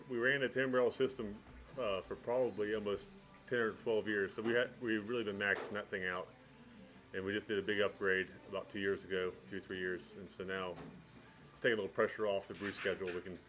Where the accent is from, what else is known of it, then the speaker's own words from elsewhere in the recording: Helvetia, West Virginia, United States; I grew up in Helvetia, a really small town in Randolph County